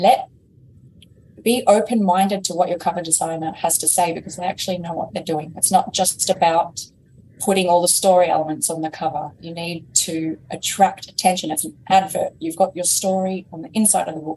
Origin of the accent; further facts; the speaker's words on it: Australia; accent: Australian; my Australian accent.